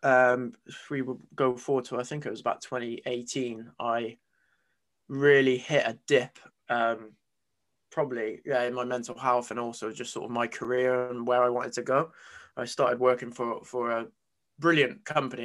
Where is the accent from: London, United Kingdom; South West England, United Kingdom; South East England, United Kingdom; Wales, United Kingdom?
South West England, United Kingdom; Gloucester; I'm from Gloucester, so in the southwest of England